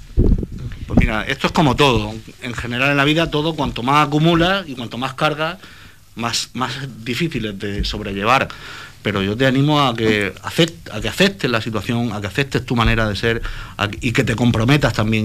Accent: Cartagena, Region of Murcia, Spain; yo soy cartagenero

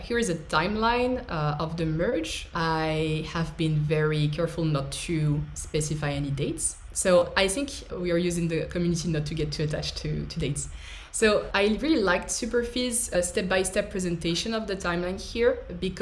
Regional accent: France; I'm an engineer from France

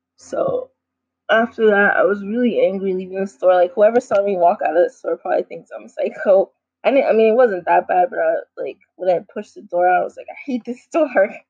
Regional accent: New York City, New York, United States; growing up in New York City

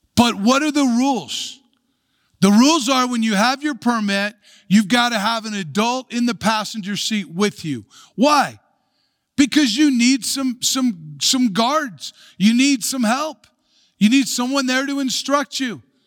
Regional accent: United States; we can take pride in being American or take pride in our country

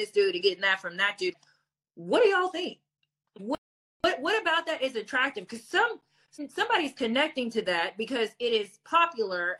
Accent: Hazard, Kentucky, United States; I grew up in Hazard, Kentucky, like Lily White majority

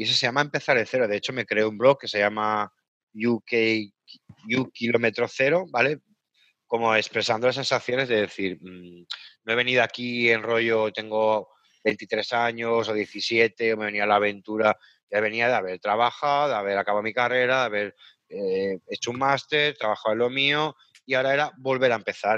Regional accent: Caspe, Aragon, Spain; moved away as an adult; also born or lived in Liverpool / Horsham; now in England, United Kingdom; yo estaba trabajando de técnico de turismo en, Caspe, en mi pueblo

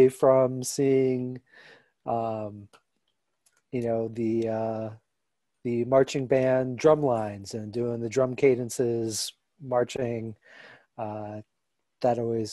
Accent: Milwaukee, Wisconsin, United States; also born or lived in Chicago; I'm from Milwaukee. I lived in Chicago for a little while, but came back.

